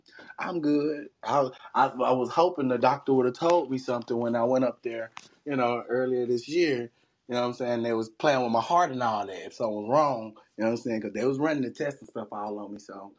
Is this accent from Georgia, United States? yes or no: no; Alabama, United States; I'm from Alabama.